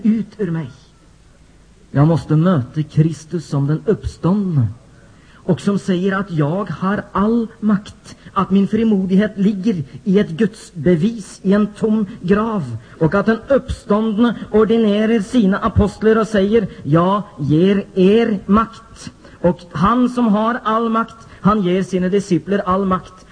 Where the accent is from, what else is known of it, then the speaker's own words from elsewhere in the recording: Norway; jag som norsk pingstvän från Norge